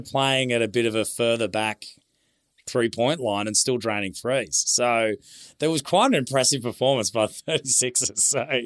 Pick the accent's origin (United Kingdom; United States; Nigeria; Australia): Australia; Queensland; I'm a Queenslander